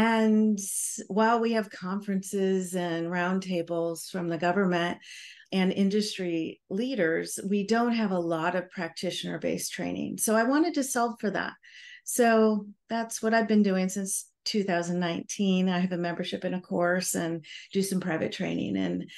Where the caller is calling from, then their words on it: Honolulu, Hawaii, United States; I'm calling in from Honolulu, Hawaii.